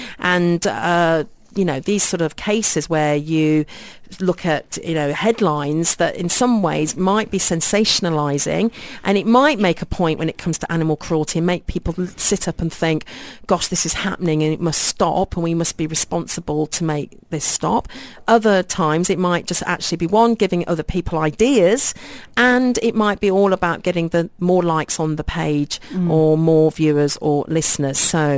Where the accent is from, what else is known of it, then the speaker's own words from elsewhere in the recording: Brazil; If we had to go back to our home country, is it possible to ship him? Since we're from Brazil, we have a 15-hour flight.